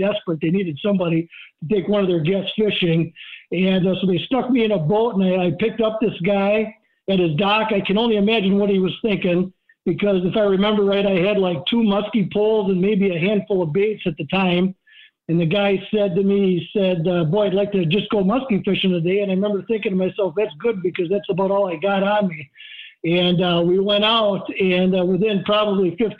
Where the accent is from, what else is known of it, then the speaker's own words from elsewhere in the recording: Hayward, Wisconsin, United States; also born or lived in Iron River, Wisconsin; growing up in Hayward